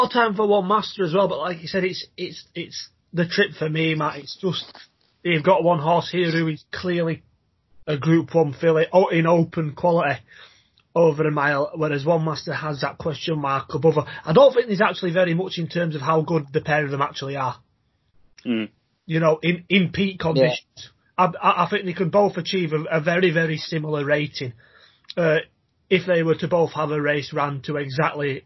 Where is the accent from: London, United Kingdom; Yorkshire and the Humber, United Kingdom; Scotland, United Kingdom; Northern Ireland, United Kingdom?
Yorkshire and the Humber, United Kingdom; being a Yorkshireman